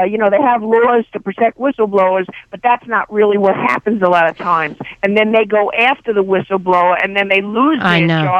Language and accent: English; New York City, New York, United States; moved away as an adult; I'm from Brooklyn